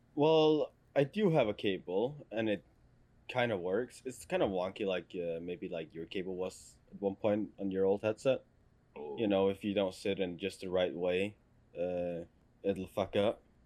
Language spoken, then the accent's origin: English; Denmark; first language Danish; English is a second language; in Danish, we call it a uh, buskrutter